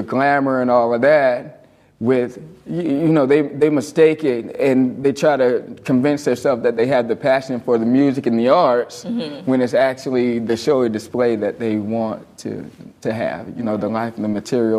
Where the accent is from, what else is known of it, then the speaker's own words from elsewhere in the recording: Leesburg, Florida, United States; also born or lived in Bushnell, Florida; I was born in Leesburg.